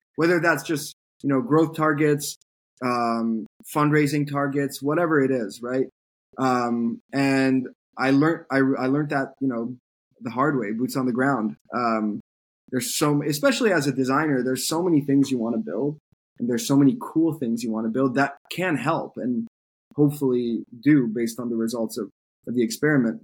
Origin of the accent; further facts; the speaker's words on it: France; moved away as an adult; now in United States; I grew up in France. Uh, I moved to the U.S. for college